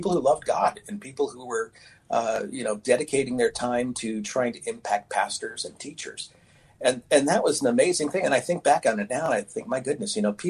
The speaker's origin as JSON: {"language": "English", "town": "Oak Harbor", "region": "Washington", "country": "United States", "tie": "born or raised there", "said": "I grew up on Whidbey Island in the city of Oak Harbor."}